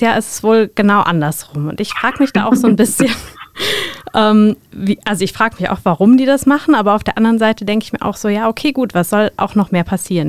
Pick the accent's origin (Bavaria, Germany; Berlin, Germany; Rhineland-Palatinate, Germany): Rhineland-Palatinate, Germany; Mainz; ich bin zwar in Mainz geboren